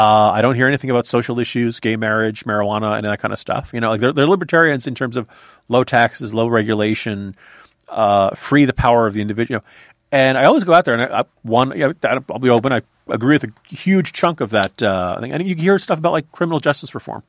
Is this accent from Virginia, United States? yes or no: yes; Virginia, United States; My home state of Virginia